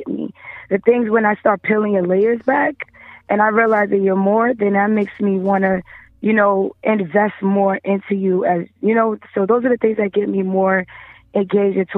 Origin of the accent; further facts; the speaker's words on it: Brooklyn, New York, United States; I'm from Brooklyn